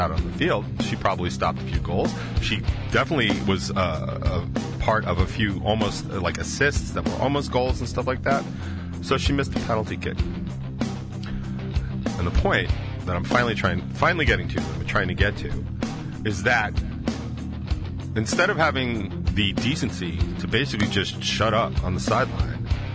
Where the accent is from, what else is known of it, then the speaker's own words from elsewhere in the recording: United States; I'm an American